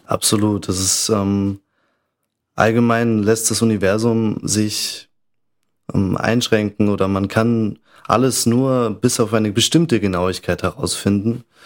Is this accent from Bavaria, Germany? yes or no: yes; Bavaria, Germany; moved away as an adult; also born or lived in Munich / Salzburg area (German side) / Innsbruck; now in Vienna, Austria; ich komme aus Bayern, bin auch in München geboren